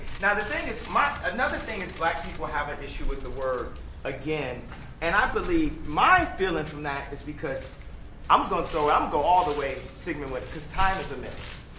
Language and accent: English; Chicago, Illinois, United States; In my hometown of Chicago